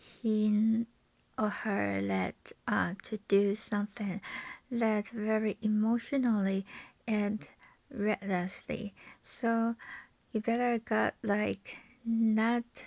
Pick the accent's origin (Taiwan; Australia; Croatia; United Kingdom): Taiwan; from Taiwan